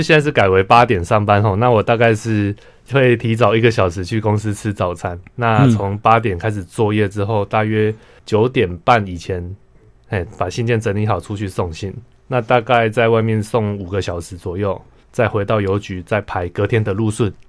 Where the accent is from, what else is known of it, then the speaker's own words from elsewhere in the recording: Tainan, Taiwan; 台南是我家乡，我出生的地方。